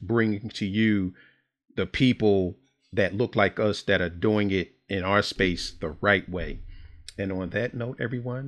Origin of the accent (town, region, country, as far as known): Philadelphia, Pennsylvania, United States